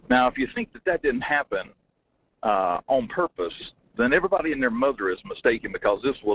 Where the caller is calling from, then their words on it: Denali, Alaska, United States; Hey, good morning, Mike. … out of Denali.